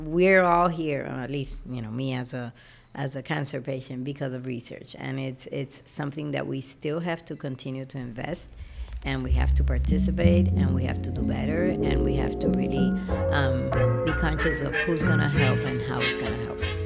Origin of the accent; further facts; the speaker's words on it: Puerto Rico; also born or lived in Chicago; So I was, um, mostly raised in Puerto Rico all my life.